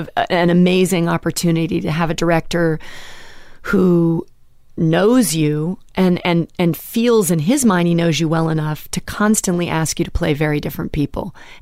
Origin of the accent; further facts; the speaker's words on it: Pacific Northwest, United States; growing up in the Northwest obviously felt like. It was white picket fences and there was murders down the street.